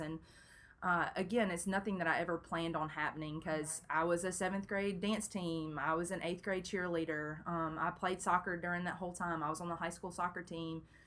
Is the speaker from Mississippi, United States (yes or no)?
yes; Brandon, Mississippi, United States; also born or lived in Memphis, Tennessee; I grew up in Brandon, Mississippi